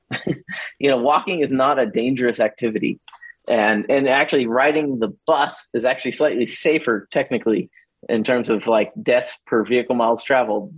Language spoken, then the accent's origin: English; Houston, Texas, United States; I grew up in Houston